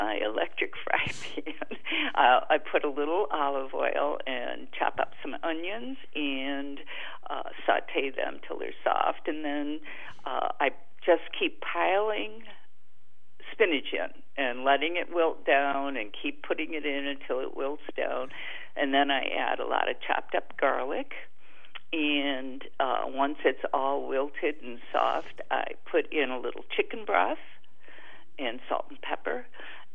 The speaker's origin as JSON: {"language": "English", "area": "near Lake Erie", "region": "New York", "country": "United States", "tie": "born or raised there", "moved": "yes", "lives_now": "Viroqua, United States"}